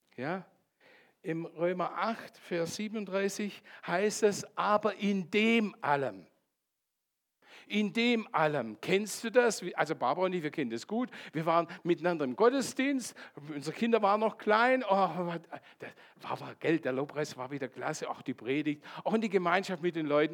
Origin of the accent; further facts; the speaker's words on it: Landshut and Bayreuth, Bavaria, Germany; moved away; ursprünglich komme ich aus Landshut und Bayreuth